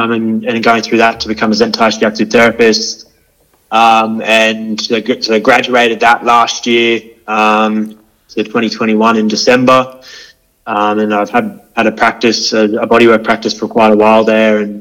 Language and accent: English; Hervey Bay, Queensland, Australia; I was born up in Harvey Bay, so Butchler country.